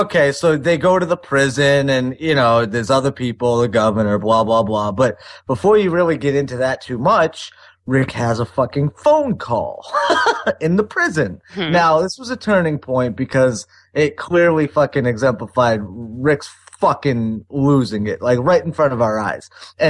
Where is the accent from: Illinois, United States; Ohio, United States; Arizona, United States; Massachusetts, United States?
Massachusetts, United States; Boston; Here I am from Boston